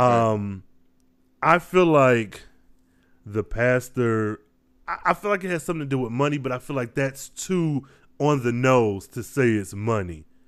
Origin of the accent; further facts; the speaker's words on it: Midwest, United States; I was raised in the Midwest.